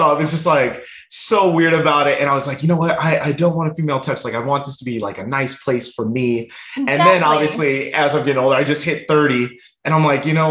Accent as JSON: {"language": "English", "town": "Rancho Cucamonga", "region": "California", "country": "United States", "tie": "born or raised there", "also_born_or_lived": "North Hollywood, California", "said": "the city that I grew up in Rancho Cucamonga"}